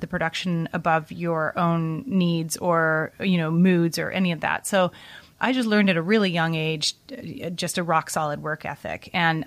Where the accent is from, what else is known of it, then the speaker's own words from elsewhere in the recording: Vancouver, British Columbia, Canada; I was growing up in Vancouver, Canada